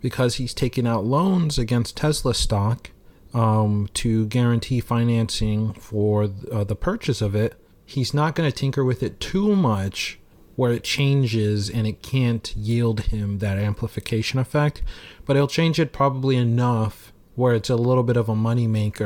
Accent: Oklahoma, United States; I'm from Oklahoma

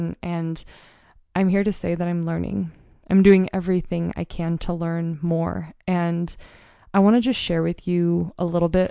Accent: Mount Hood, Oregon, United States; now in Montana, United States; where I grew up on Mount Hood. We grew up in a tiny rural mountain town

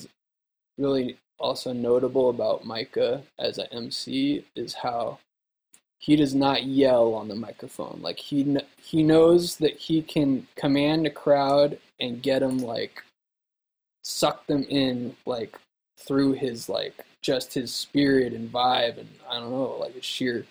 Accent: Nevada City, California, United States; my hometown here in Nevada City

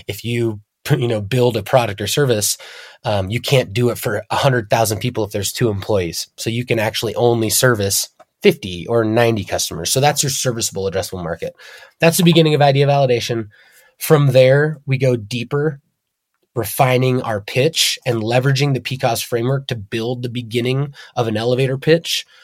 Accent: Darby, Montana, United States; also born or lived in Hamilton, Montana; I grew up in the southern Bitter Valley, born in Hamilton, Montana, and raised in Darby.

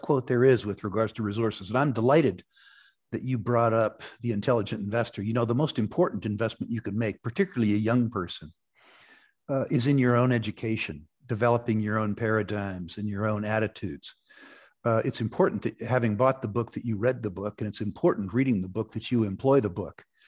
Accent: Silicon Valley, California, United States; moved away as an adult; also born or lived in Vancouver, Canada; I grew up in Silicon Valley

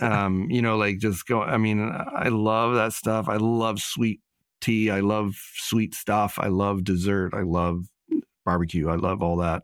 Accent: Nashville, Tennessee, United States; moved away as an adult; also born or lived in New York City; I grew up in Nashville and I had a certain amount of teenage angst while I lived there

